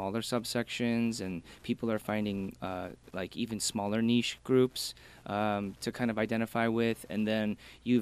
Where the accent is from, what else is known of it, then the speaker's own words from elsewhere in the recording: Michigan, United States; also born or lived in Korea; I'm from Michigan, so we had like a couple, maybe like 100,000 Korean people.